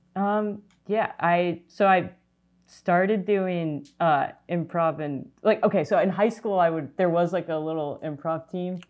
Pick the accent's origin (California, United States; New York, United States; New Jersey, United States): California, United States; Orange County; I'm from Orange County.